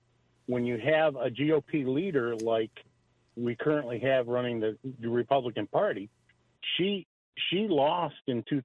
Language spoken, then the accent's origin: English; New York, United States; moved away; So I'm a transplant from Central New York, and I'm a retired cop, and so I'm semi-retired.